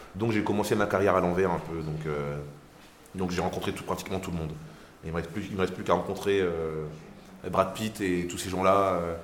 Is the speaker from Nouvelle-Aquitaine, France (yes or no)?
no; Marly-Gomont, Hauts-de-France, France; je venais de Marly-Gaumont